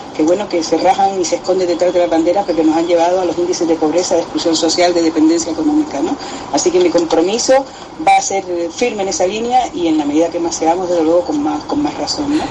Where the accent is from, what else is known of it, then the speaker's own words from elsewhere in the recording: Canary Islands, Spain; con mi pueblo, con mi gente y con Canarias